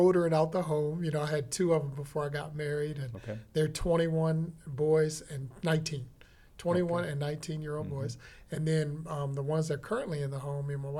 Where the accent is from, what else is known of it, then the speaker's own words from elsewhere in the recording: Washington, District of Columbia, United States; moved away as an adult; now in Texas, United States; I'm originally from Washington, D.C. area. Moved here about 7 years ago to Texas